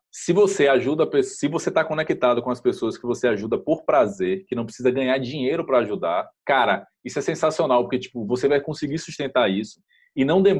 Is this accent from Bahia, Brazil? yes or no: yes; Salvador, Bahia, Brazil; eu sou de Salvador, Bahia, lógico